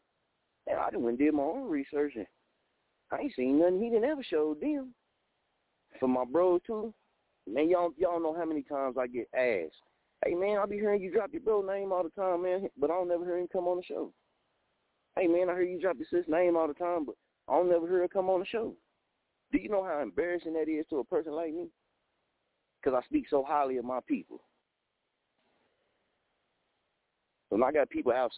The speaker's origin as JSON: {"language": "English", "town": "Muskogee", "region": "Oklahoma", "country": "United States", "also_born_or_lived": "Wichita, Kansas", "moved": "yes", "said": "I'm from Muskogee, Oklahoma. Just moved back to Muskogee, Oklahoma from Wichita, Kansas"}